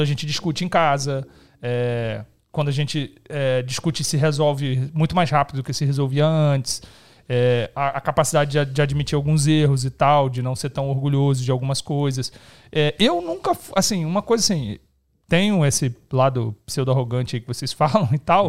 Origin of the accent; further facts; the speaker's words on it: Rio de Janeiro, Brazil; now in São Paulo, Brazil; Eu sou carioca